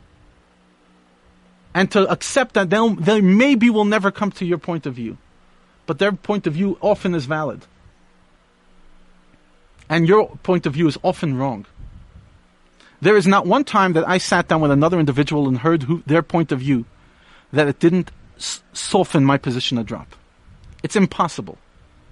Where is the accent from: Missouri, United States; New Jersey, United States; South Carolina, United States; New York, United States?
New York, United States; I grew up in New York